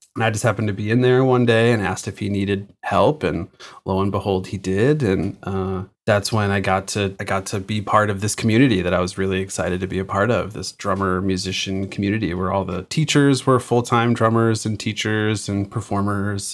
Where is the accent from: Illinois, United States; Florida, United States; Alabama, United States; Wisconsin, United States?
Illinois, United States; Chicago; moved away as an adult; now in Massachusetts, United States; I grew up outside of Chicago in the suburbs